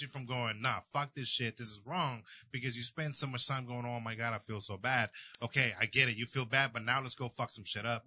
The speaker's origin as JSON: {"language": "English", "country": "El Salvador", "tie": "born or raised there", "moved": "yes", "lives_now": "United States", "said": "I was born in El Salvador"}